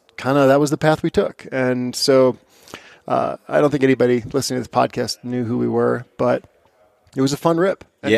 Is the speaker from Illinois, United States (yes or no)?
no; Barron, Wisconsin, United States; But my story, I grew up in Northwest Wisconsin in a town called Barron